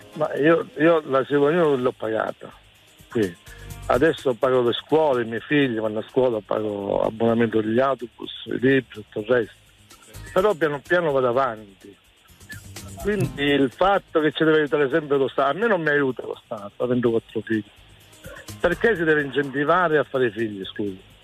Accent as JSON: {"language": "Italian", "town": "Pordenone", "region": "Friuli-Venezia Giulia", "country": "Italy", "said": "Di Pordenone"}